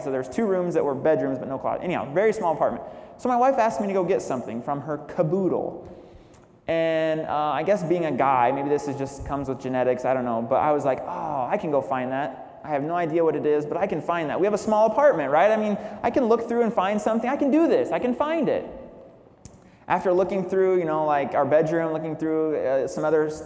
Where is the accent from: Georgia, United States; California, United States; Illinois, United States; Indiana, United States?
Illinois, United States; now in San Jose, United States; I grew up in Illinois with my mom raising me